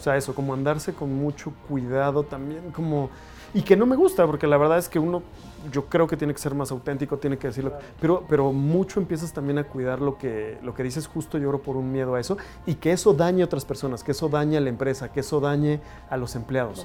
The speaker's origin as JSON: {"language": "Spanish", "region": "Mexico City", "country": "Mexico", "tie": "born or raised there", "also_born_or_lived": "United States", "said": "crecí, nací, todo, todo soy mexicano en la Ciudad de México, orgullosamente"}